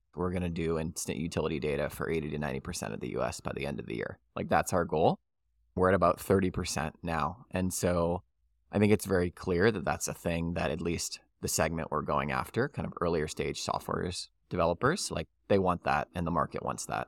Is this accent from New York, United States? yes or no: no; New Orleans, Louisiana, United States; I'm born and raised in New Orleans.